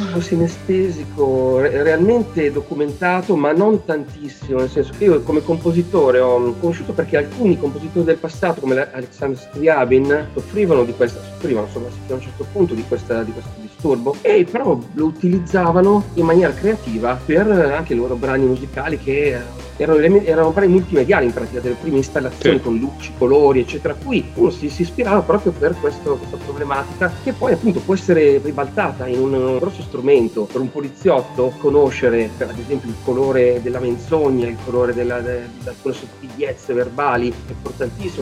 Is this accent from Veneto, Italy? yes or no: no; Monza, Lombardy, Italy; moved away as an adult; also born or lived in Liguria (Ponente); now in Western Liguria, Italy; sono nato a Monza e vengo dalla bassa padana